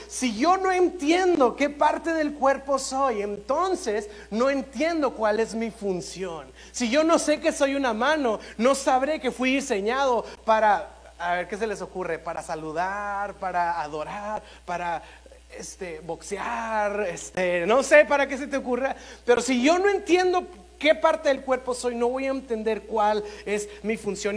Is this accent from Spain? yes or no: no; Monterrey, Nuevo León, Mexico; como cultura, como regios, como mexicanos